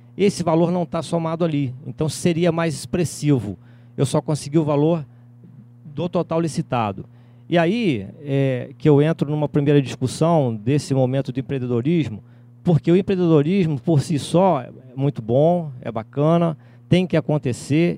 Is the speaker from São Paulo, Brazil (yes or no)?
no; Cantagalo, Rio de Janeiro, Brazil; Eu sou de Cantagalo, fica na Serra, a 53 quilômetros de Nova Friburgo